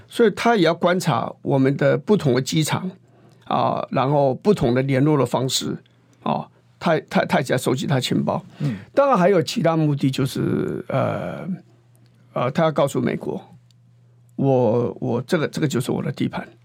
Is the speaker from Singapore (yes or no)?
no; Shanlin / Meinong, Kaohsiung, Taiwan; 在我们乡下